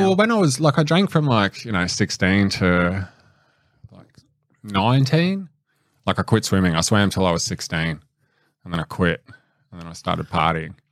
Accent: Blacktown, New South Wales, Australia; born or raised there

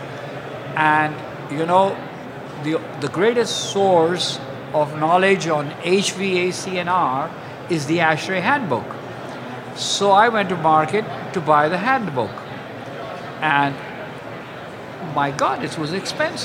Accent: Lahore, Punjab, Pakistan; moved away; also born or lived in East Pakistan; I was born in Lahore. And Lahore is a city in northwestern Pakistan

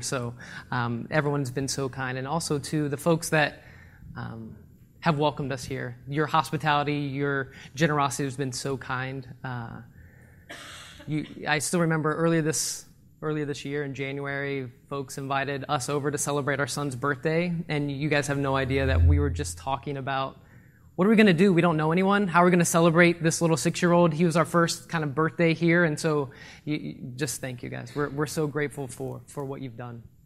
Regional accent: Ohio, United States; moved away as an adult; I'm from Ohio

